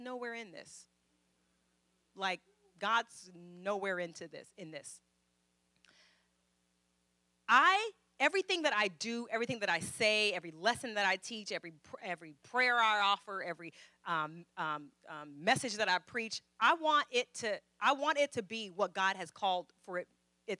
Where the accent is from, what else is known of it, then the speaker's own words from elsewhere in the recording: Fairfield, California, United States; also born or lived in Vallejo; I'm from Fairfield, but, you know, I went to school in Vallejo